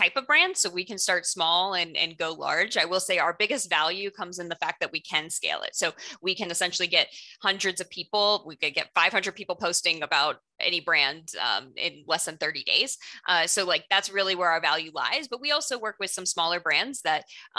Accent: South Florida, United States; also born or lived in Orlando, Florida; I grew up in South Florida, moved here later

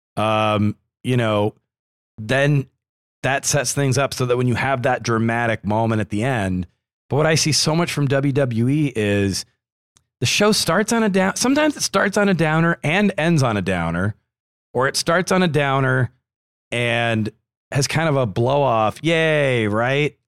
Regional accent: New Hampshire, United States; I only speak English and some French, uh, as I'm from New Hampshire

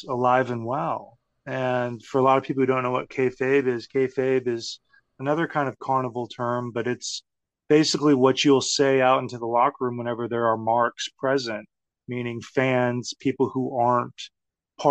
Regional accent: Texas, United States; growing up in Texas

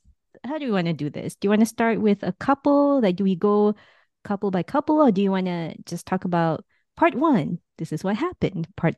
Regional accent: Ukraine; You know, you're from Moldova. I'm from Ukraine. Like, we're neighbors.

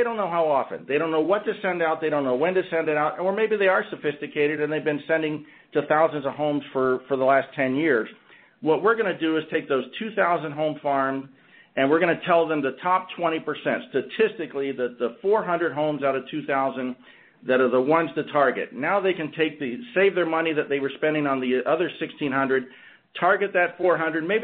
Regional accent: Orlando, Florida, United States; my hometown of Orlando, Florida

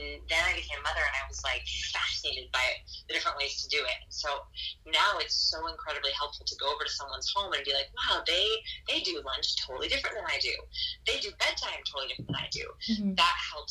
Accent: Los Angeles, California, United States; also born or lived in Portland, Oregon; now in Austin, United States; I'm from Los Angeles, California, and then we used to live in Portland

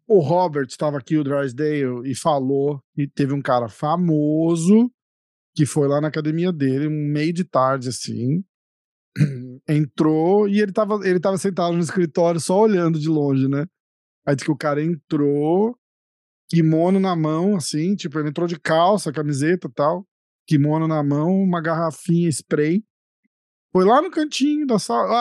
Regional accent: Brazil; moved away; eu moro fora, mas sou brasileiro também

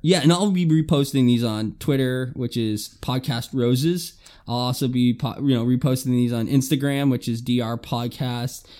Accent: Alabama, United States; I'm from Alabama

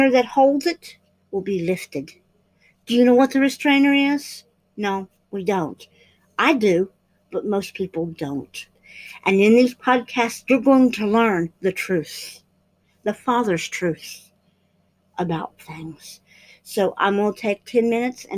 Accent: United States; as American people

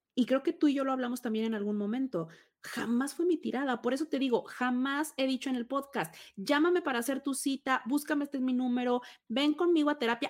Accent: Tabasco, Mexico; born or raised there; moved away

